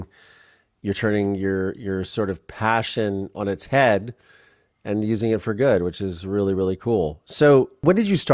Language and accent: English; Ohio, United States; And I come from the Midwest. I'm from Ohio